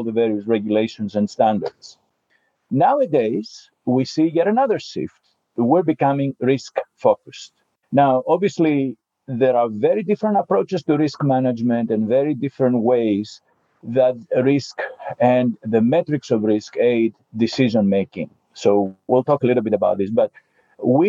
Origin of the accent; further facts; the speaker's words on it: Greece; moved away; I was born in Greece.